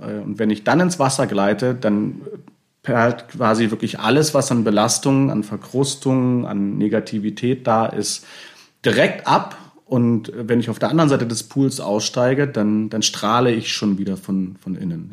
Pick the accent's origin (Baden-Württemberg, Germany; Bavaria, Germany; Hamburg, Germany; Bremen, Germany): Bremen, Germany; wir kommen ja aus Bremen, wir, wir lieben Bremen